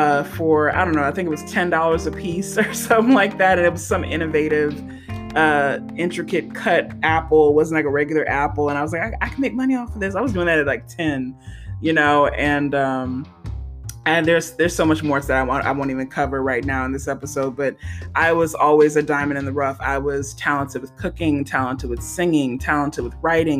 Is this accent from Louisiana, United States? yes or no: yes; St. Gabriel, Louisiana, United States; moved away; also born or lived in San Jose, California; I grew up in San Gabriel, Louisiana